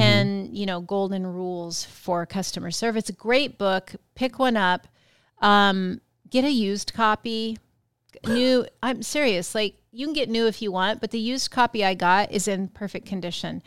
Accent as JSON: {"language": "English", "area": "Yakima Valley", "region": "Washington", "country": "United States", "tie": "born or raised there", "said": "growing up in the Yakima Valley"}